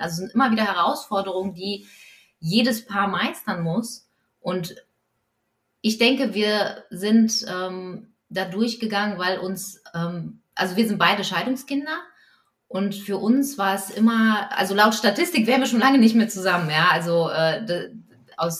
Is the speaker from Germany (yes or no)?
no; Poland; als Polin und katholisch